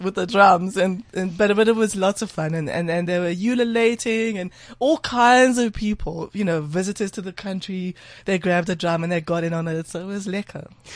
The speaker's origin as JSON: {"language": "English", "country": "South Africa"}